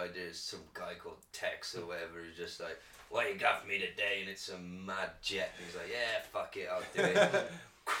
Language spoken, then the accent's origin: English; United Kingdom; I'm British